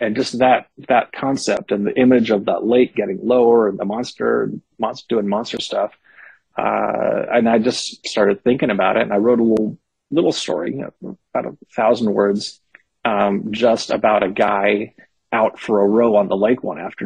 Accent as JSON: {"language": "English", "town": "Berkeley", "region": "California", "country": "United States", "tie": "born or raised there", "said": "I grew up in Berkeley in the 70s and 80s."}